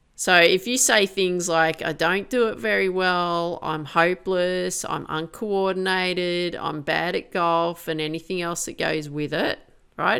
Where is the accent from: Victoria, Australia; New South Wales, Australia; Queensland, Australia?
New South Wales, Australia; Grafton; I grew up in Grafton.